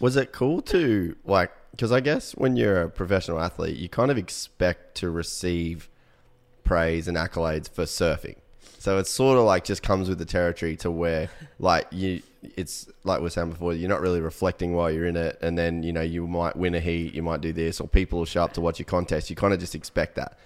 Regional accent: Cairns, Queensland, Australia; moved away as an adult; also born or lived in United States; we grew up in Cairn

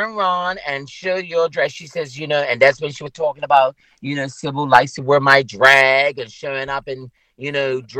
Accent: Bermuda; I'm from Bermuda. How many times have I told you, girl, that I am from Bermuda? This is where I'm from. This is my home.

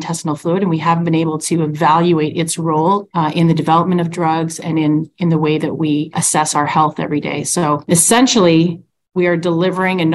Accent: Ontario near Toronto, Canada; now in Calgary, Canada; I'm a transplant. I'm actually from Ontario near Toronto.

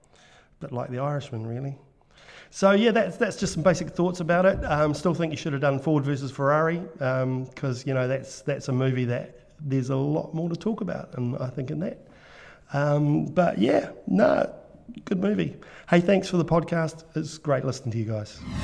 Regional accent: New Zealand; accent: Kiwi; another Kiwi accent, um, all the way from New Zealand.

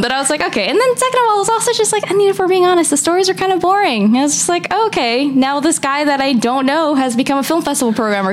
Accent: United States; I'm an American. I've never lived in Canada.

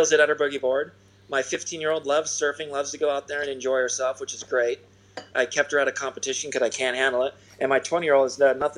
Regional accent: Newport Beach, California, United States; In my hometown, Newport Beach, TK's Froghouse

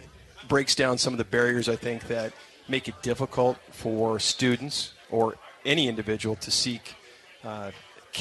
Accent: Central Illinois, United States; I'm from Central Illinois, so our parents were here

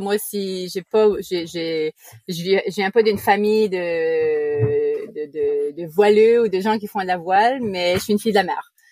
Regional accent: New Brunswick, Canada; accent: Acadian; first language French; moved away; Je suis originaire du Nouveau-Brunswick au Canada, donc d'origine canadienne

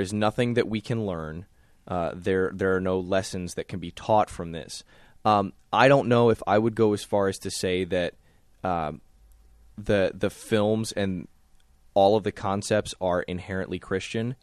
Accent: the South, United States; growing up in the South

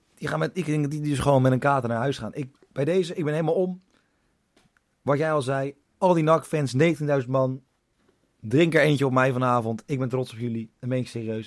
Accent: Leiden, South Holland, Netherlands; Ik, ik kom uit Leiden. Omgeving Leiden

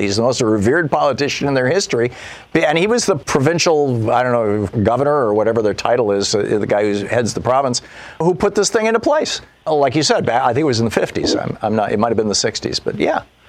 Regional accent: Michigan, United States; moved away as an adult; also born or lived in Montpelier, Vermont; I grew up in Michigan. I lived there until I was 27 years old.

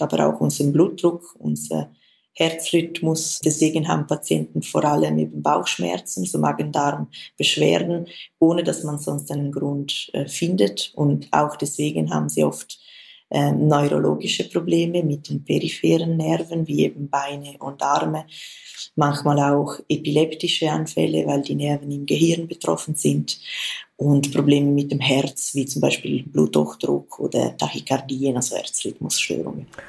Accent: Switzerland; Bei uns in der Schweiz

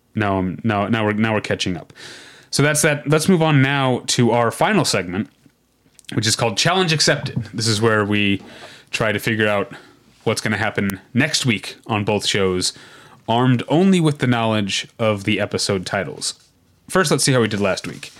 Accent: Missouri, United States; I'm from Missouri

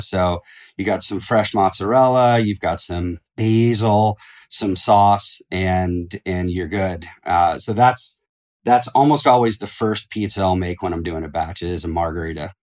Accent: Eugene, Oregon, United States; I grew up in Eugene, Oregon

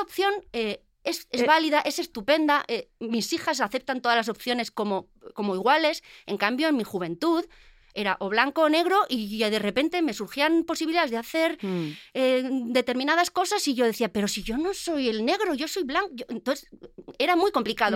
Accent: Basque Country, Spain; como buena vasca

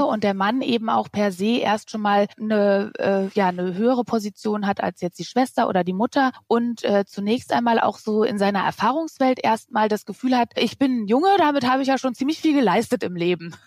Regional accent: Germany; ich als Deutsche mit drei, vier Kindern

